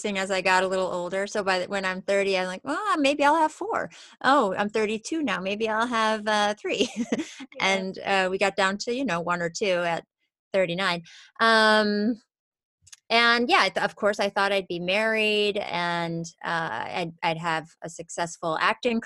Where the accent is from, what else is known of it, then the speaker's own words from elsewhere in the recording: New York, United States; now in Los Angeles, United States; I grew up in New York and I live